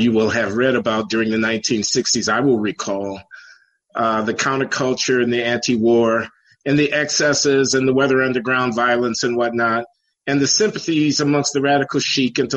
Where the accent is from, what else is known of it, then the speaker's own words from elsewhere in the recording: Chicago, Illinois, United States; I grew up in Chicago.